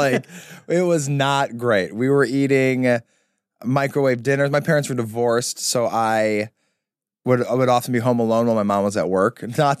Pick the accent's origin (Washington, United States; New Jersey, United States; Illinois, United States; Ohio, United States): Illinois, United States; Palos Heights; moved away; also born or lived in Orland Park, Illinois; I am from the suburbs of Chicago, a place called Palos Heights or Orland Park. Those are the two that I grew up in.